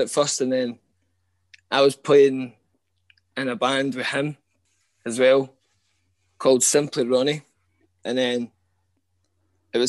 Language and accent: English; Coltness, Scotland, United Kingdom; I grew up in Colton, where I still stay